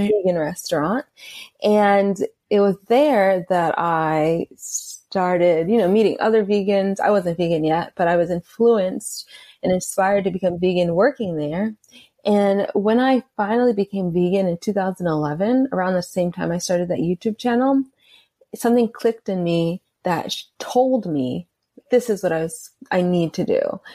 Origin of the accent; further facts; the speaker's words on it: Atlanta, Georgia, United States; I grew up in Atlanta